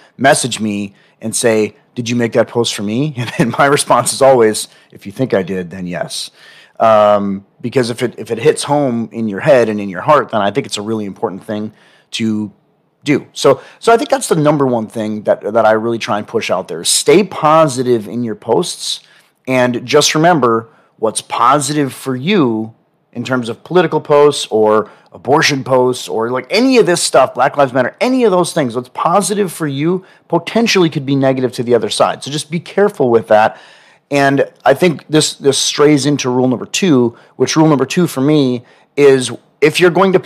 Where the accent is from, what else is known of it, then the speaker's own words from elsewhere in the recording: Milwaukee, Wisconsin, United States; also born or lived in Wauwatosa, Wisconsin; now in Austin, United States; I'm from Wisconsin. I'm from Milwaukee.